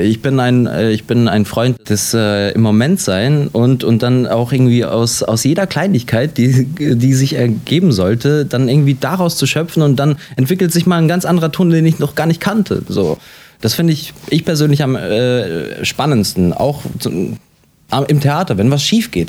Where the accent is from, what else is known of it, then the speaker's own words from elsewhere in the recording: Hanover, Lower Saxony, Germany; ich bin in Deutschland geboren, äh, wie Sie gesagt haben, und habe mein ganzes Leben in Deutschland verbracht